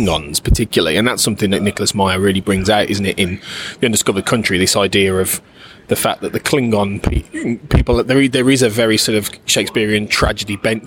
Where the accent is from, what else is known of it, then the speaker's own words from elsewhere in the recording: Birmingham, West Midlands, United Kingdom; Birmingham, which is where we are right now, which is my hometown